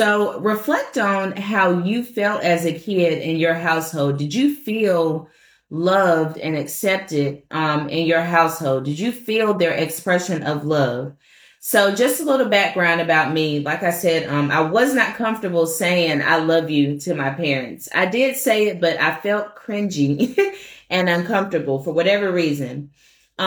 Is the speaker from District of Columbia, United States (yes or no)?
yes; Washington, District of Columbia, United States; moved away; I'm from Washington, D.C. originally.